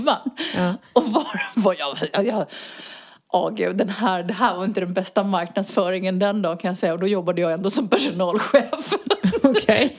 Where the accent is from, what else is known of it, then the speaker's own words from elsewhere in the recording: Botkyrka, Stockholm County, Sweden; moved away as an adult; now in Spain; jag är uppvuxen i norra Botkyrka.